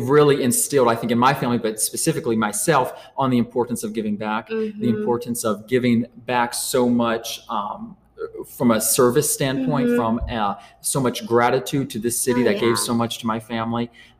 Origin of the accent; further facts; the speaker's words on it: New Orleans, Louisiana, United States; now in Riverside, United States; So my family, actually, we moved to Riverside about 15 years ago. We moved from New Orleans, Louisiana.